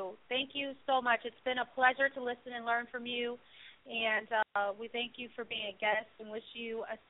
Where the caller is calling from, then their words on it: Indianapolis, Indiana, United States; I'm actually in Indianapolis, and the weather h